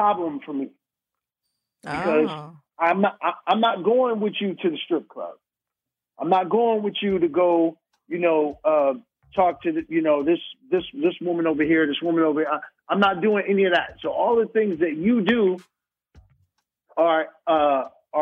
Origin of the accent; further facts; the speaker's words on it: New York City, New York, United States; I grew up in the hood. I grew up in Brooklyn